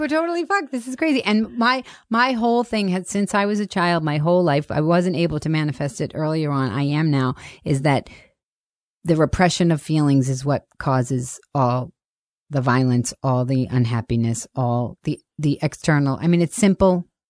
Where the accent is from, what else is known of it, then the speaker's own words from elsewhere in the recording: Boston, Massachusetts, United States; I grew up in Boston